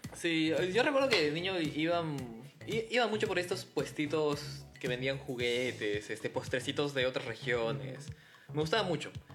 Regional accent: Cusco, Peru; now in Lima, Peru; Yo sí nací en Cusco.

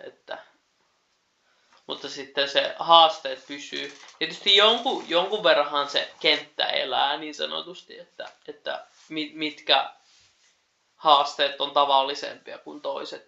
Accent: Keuruu, Central Finland, Finland; oma kotipaikkakuntani, eli Keurulla

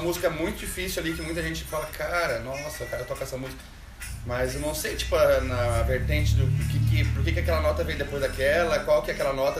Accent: Caxias do Sul, Rio Grande do Sul, Brazil; moved away as an adult; E eu sou de Caxias do Sul, natural de lá e vim de lá com saí de lá com 21 anos para fazer artesanato e viajar

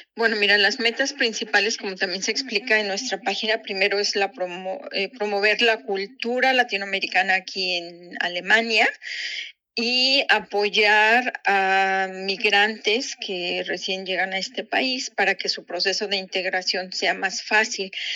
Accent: San Luis Potosí, Mexico; moved away as an adult; also born or lived in Japan; now in Ingolstadt, Germany; yo soy originaria de San Luis Potosí, México.

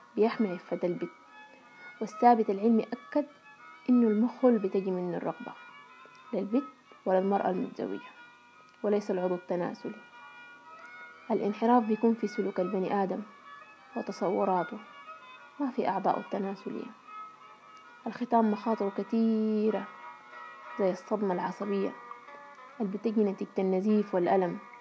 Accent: Sudan; من السودان

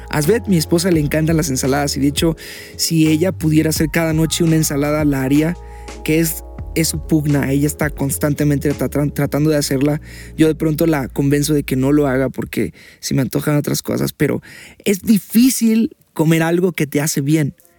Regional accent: Mexico; porque soy mexicano

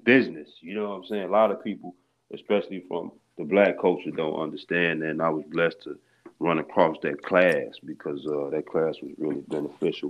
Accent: Harvey, Illinois, United States; also born or lived in Chicago; born in Chicago, I was raised in Harvey, Illinois

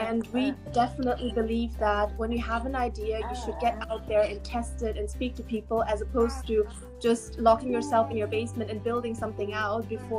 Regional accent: Hamburg, Germany; also born or lived in Beijing, China; So my background, I'm German-Chinese. I grew up in Hamburg in Beijing, moved to London to study philosophy and economics at the London School of Economics. That was in 2014.

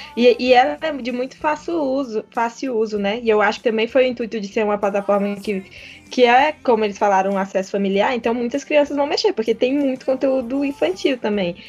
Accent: Brazil; nós que somos do Brasil e não falamos inglês

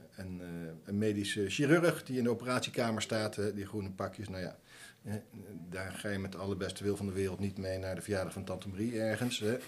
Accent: Nijmegen, Gelderland, Netherlands; Ik ben niet geboren in Nijmegen, maar eh, wel getogen

